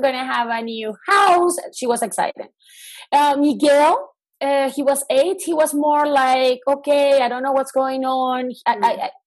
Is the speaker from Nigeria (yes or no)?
no; Venezuela; moved away as an adult; I come from Venezuela. So I was born in Venezuela in South America. And I travel a lot with my family, but I was never an expat child. I never lived outside of Venezuela.